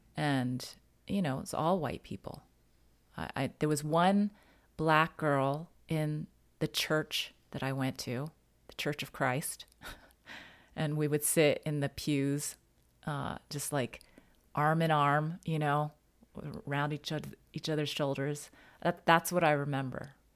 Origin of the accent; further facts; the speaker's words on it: United States; I'm Chinese American